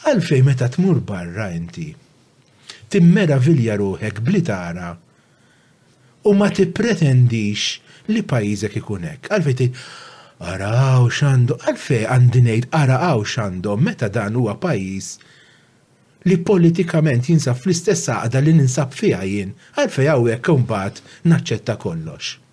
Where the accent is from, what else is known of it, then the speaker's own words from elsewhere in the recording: Malta; also born or lived in Żebbuġ; Jiena meta iddeċidejt li nibqa' Malta